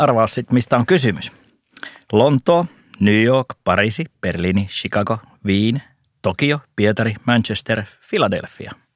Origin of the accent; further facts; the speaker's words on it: North Karelia, Finland; moved away as an adult; now in Helsinki, Finland; Mä oon tällainen pohjoiskarjalainen vilkas pikku nisäkäs, joka sitten siellä oli maaseudulla. Sieltähän mä oon kotoisin